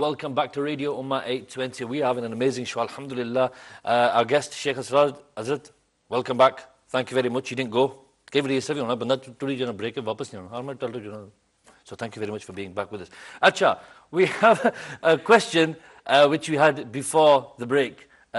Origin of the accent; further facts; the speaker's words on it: Bradford, Yorkshire and the Humber, United Kingdom; I'm originally from Bradford.